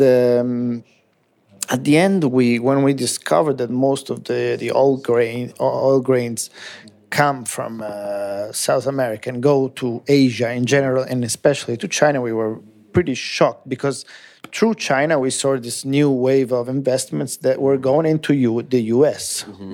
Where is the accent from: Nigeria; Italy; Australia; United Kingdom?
Italy; English is a second language; also born or lived in United States; I have grown up in Italy all my life.